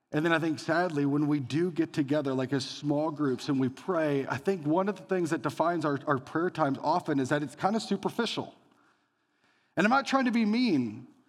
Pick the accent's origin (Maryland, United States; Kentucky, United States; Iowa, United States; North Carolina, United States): Iowa, United States; Elgin; growing up as a kid, my town was so small, you could hit the whole thing in one hour. Every house in Elgin, Iowa that had a light on